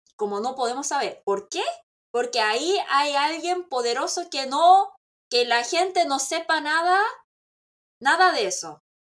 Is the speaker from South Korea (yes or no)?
yes; South Korea; yo soy coreana